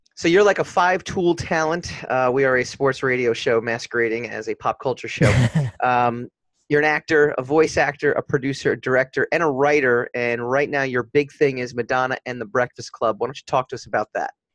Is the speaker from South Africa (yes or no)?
no; Nyack, New York, United States; we're in Nyack, actually, Nyack, New York